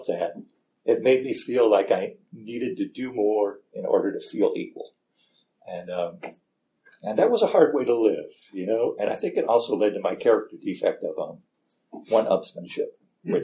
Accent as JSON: {"language": "English", "town": "Gary", "region": "Indiana", "country": "United States", "tie": "born or raised there", "moved": "yes", "said": "I grew up in Gary, Indiana"}